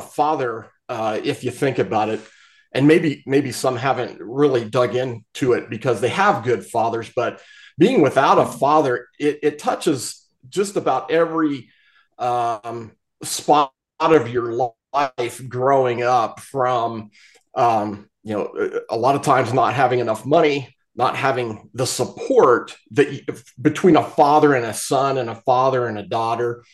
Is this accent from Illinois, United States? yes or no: no; Appalachia, Eastern Ohio, United States; growing up in Appalachia